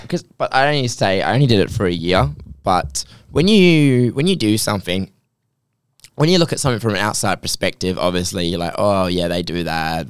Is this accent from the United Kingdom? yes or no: no; Australia